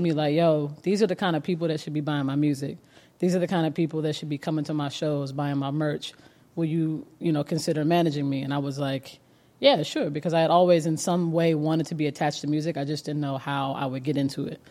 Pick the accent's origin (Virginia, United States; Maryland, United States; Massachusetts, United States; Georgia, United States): Georgia, United States; also born or lived in Cleveland, Ohio; I am, uh, born in Cleveland, Ohio, moved to Georgia very, very young in the outskirts